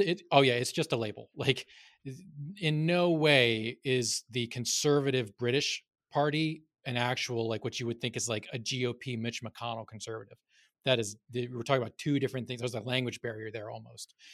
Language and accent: English; North Carolina, United States; I grew up in North Carolina